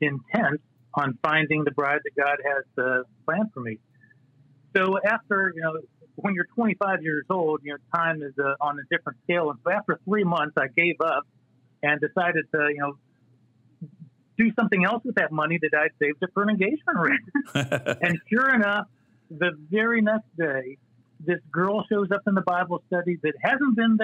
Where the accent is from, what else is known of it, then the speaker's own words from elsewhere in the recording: Northeast Ohio, United States; moved away as an adult; also born or lived in Nashville / Indiana / Texas; now in North Carolina, United States; I grew up in Northeast Ohio. My parents moved there when I was 3 years old, and I graduated high school from there